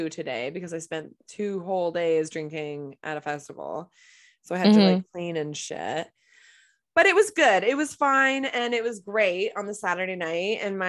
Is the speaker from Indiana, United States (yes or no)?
no; Boston, Massachusetts, United States; To New York City, and I'm from Boston.